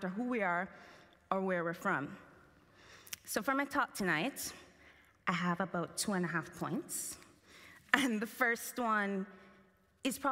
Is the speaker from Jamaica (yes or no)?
yes; Jamaica; as a Jamaican child